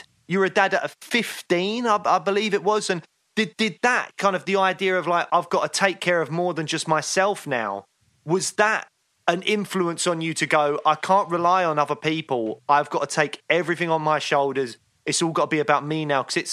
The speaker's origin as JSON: {"language": "English", "region": "England", "country": "United Kingdom", "said": "we're English"}